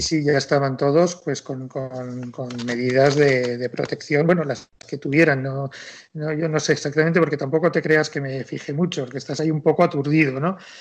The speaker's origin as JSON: {"language": "Spanish", "town": "Madrid", "region": "Community of Madrid", "country": "Spain", "said": "somos los dos madrileños, pero de origen cántabro, del Valle de Iguña"}